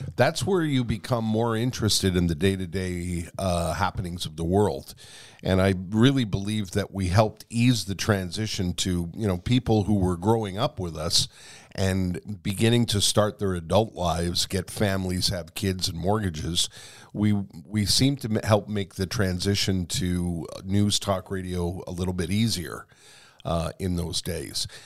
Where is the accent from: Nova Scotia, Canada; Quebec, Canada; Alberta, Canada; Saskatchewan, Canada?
Quebec, Canada; Montreal; born or raised there